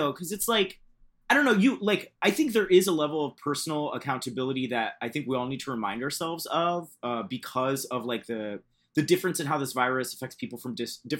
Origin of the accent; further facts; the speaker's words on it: Central Florida, United States; moved away as an adult; I grew up in Central Florida in a like Catholic Puerto Rican family.